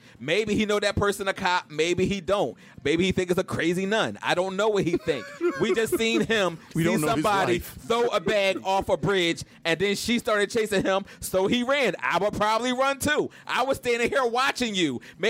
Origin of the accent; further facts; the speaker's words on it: Tulsa, Oklahoma, United States; I'm from South Tulsa.